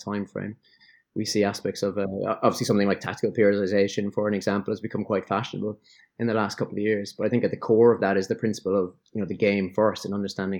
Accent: Ireland; moved away as an adult; also born or lived in England / Melbourne; now in Sydney, Australia; an Irish guy who spent 10 years in England

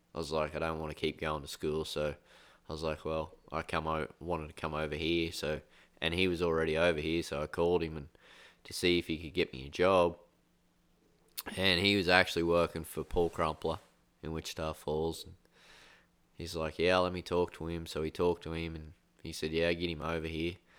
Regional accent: Australia; I grew up in Australia

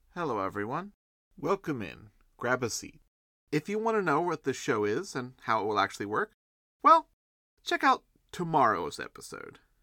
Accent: United States; I'm from the United States

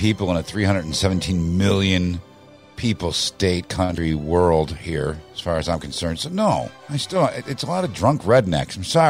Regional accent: Illinois, United States; my home state of Illinois

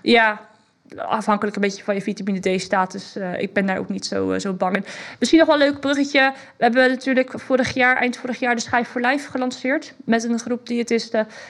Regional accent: Netherlands; ik als Hollandse vrouw

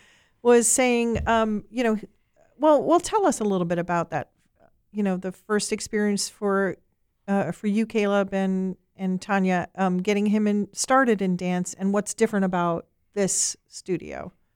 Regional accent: Ireland; I'm Irish, and I grew up on Irish music

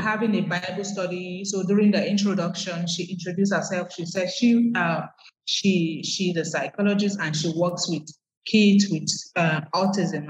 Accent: Nigeria; moved away as an adult; now in Accra, Ghana; I'm from Nigeria, mm. but I'm currently based in Ghana, that's Accra, Ghana.

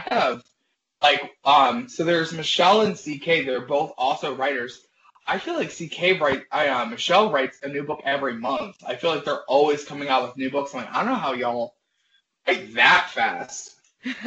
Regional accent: Maryland, United States; moved away as an adult; now in Chicago, United States; I'm originally from Maryland. Moved here to Chicago about 7.5 years ago, straight out of college

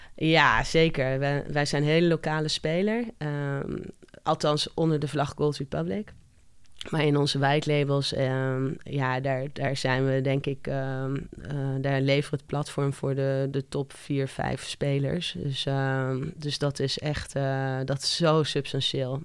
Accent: Curaçao; moved away; Ik ben geboren en getogen op Curaçao

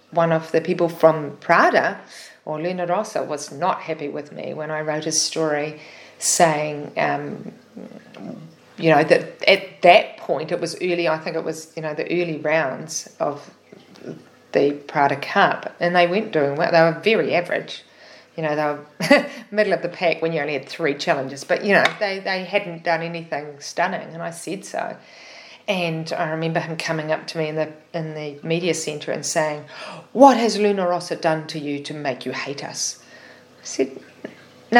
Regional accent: Auckland, New Zealand; it was in my hometown

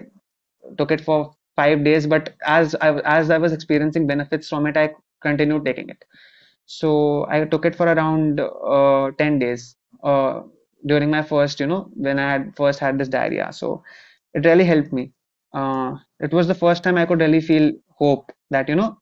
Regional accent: India; I eventually took up psychiatry here in my home country.

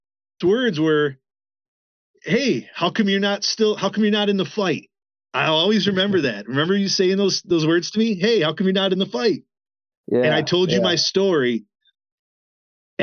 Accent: Le Roy, New York, United States; I'm in my hometown of Leroy, New York

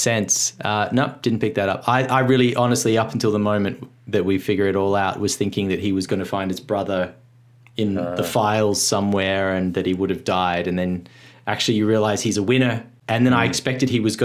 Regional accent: Australia; as an Australian

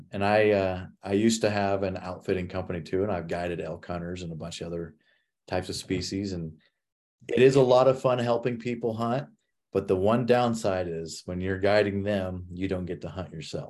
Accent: Midwest, United States; I grew up in the Midwest hunting whitetail

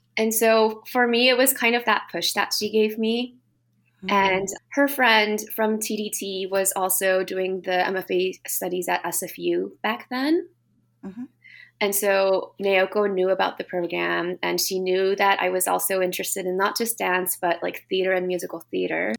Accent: United States; also born or lived in Japan; now in Vancouver, Canada; my upbringing in the States

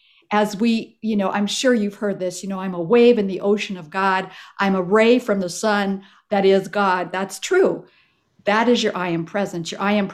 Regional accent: Ethiopia; I was raised actually in Ethiopia as a missionary kid. My parents were Presbyterian ministers, missionaries, right?

